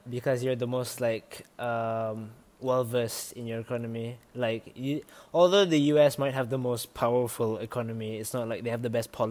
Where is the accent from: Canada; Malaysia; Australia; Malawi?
Malaysia; English is a second language